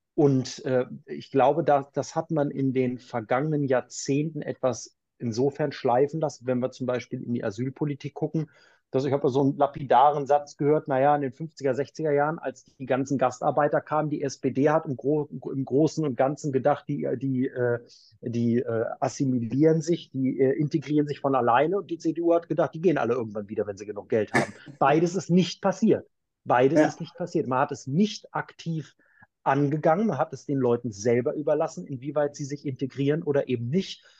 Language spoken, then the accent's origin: German; Braunschweig, Lower Saxony, Germany; moved away as an adult; also born or lived in Heidelberg / Cologne; now in Maria Laach, Germany; ich komme aus Braunschweig, bin dort in der Braunschweiger Domsingschule musikalisch groß geworden, die ganze Kindheit und Jugend über